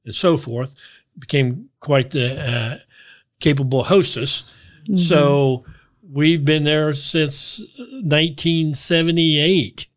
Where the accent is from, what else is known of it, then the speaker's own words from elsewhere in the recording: Gas City, Indiana, United States; also born or lived in Kokomo, Indiana / Chicago; now in Marion, United States; I grew up in Gas City